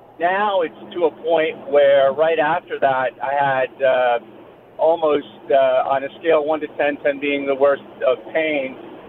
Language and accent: English; Cold Spring, New York, United States; Cold Spring, New York.